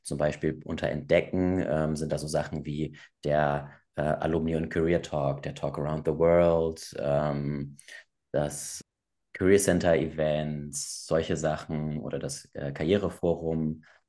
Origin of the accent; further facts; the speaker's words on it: Hamburg, Germany; also ich komme aus Bergedorf, ich komme ursprünglich aus Hamburg.